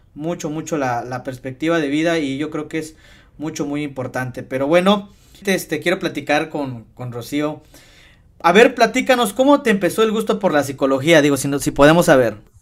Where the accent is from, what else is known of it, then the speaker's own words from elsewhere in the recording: Tasquillo, Hidalgo, Mexico; somos originarios de Tasquillo y los dos somos de Remedios